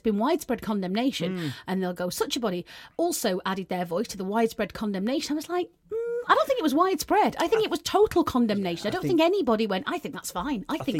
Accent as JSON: {"language": "English", "region": "England", "country": "United Kingdom", "said": "we're all English."}